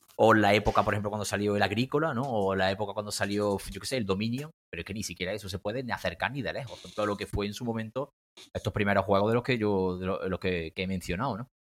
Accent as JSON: {"language": "Spanish", "town": "Córdoba", "region": "Andalusia", "country": "Spain", "tie": "born or raised there", "also_born_or_lived": "Granada", "said": "volví a mi ciudad natal, que es Córdoba"}